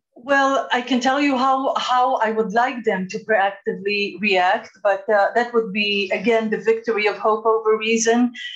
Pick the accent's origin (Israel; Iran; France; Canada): Israel; I am from Israel